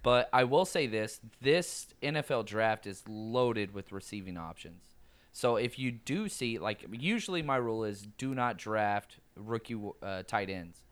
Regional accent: the South, United States; I'm from the South.

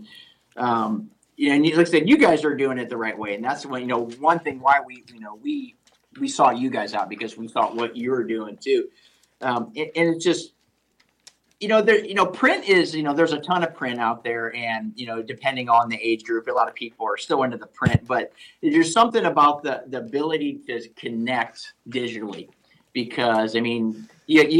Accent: Ohio, United States; moved away; I'm from Ohio

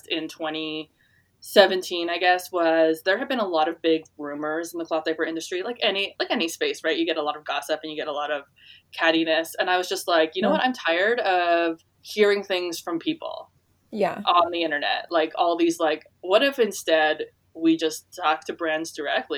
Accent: Chilliwack, British Columbia, Canada; now in Prince George, Canada; So I grew up in Chilliwack or the Sumas area.

